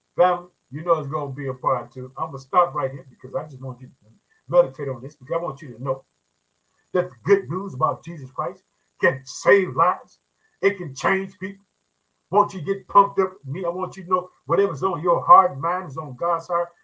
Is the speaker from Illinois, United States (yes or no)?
yes; Illinois, United States; in the state of Illinois. Guess what? That's my home state. I reside in the city of Chicago.